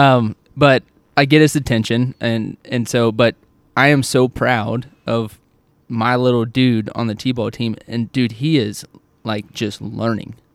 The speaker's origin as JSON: {"language": "English", "region": "Oklahoma", "country": "United States", "tie": "born or raised there", "said": "when I grew up in Oklahoma, it was yes, sir, no, sir, yes, ma'am, no, ma'am, everywhere I went."}